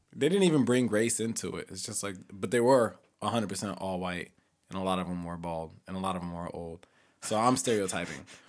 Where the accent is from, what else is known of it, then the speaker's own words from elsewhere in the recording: Edwardsville, Illinois, United States; moved away; back in my hometown, we have black, white, Hispanic